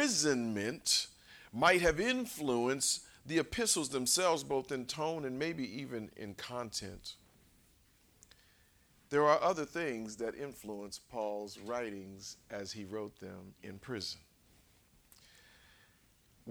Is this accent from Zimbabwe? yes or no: no; Los Angeles, California, United States; I grew up in South Central